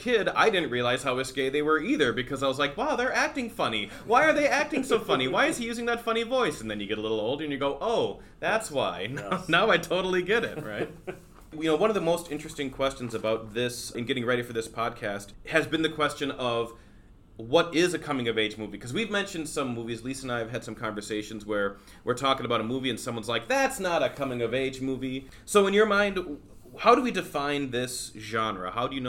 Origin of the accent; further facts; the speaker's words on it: Houston, Minnesota, United States; And then finally, like, you know, I found that home and I was growing up in Houston, Minnesota.